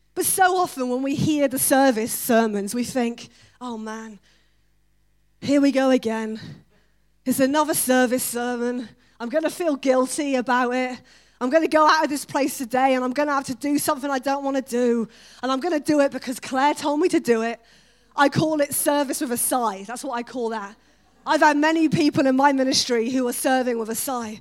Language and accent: English; United Kingdom; We're so British.